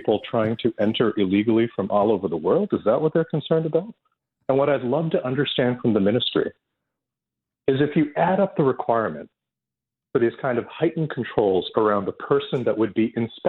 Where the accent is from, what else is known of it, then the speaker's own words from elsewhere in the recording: Toronto, Ontario, Canada; where I grew up in Scarborough